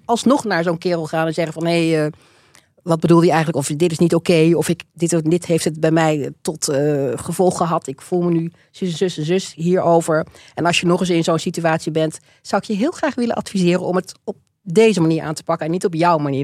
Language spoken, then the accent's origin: Dutch; Netherlands; also born or lived in Rotterdam / Wageningen / Leiden; ik ben opgegroeid in um, Alphen aan de Rijn en in Wageningen.